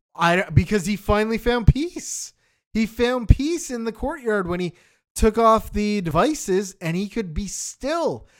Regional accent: Canada; we grew up in Canada

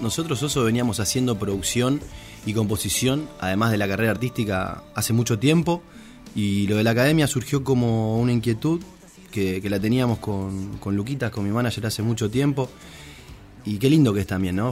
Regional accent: Pérez, Santa Fe, Argentina; also born or lived in Rosario; siempre digo que soy rosarino, obviamente que soy de Pérez, ¿no? Pero, Rosario, Rosario es Rosario

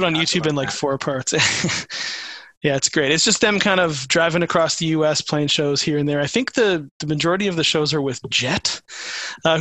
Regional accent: Canada; being a Canadian fan

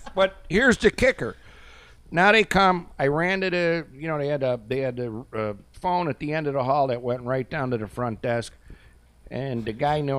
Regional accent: Buffalo, New York, United States; I'm from Edgewood Avenue in Buffalo

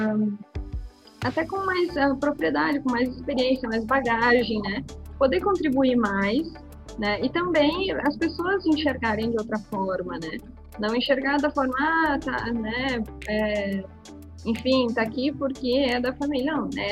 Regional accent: Bento Gonçalves, Rio Grande do Sul, Brazil; eu sou de Bento Gonçalves

